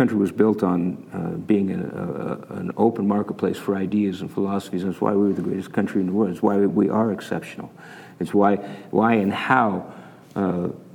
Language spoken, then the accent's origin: English; Canada; moved away as an adult; now in Utah, United States; I was born and raised in Canada to U.S. parents, and so I came down here to go to Weber State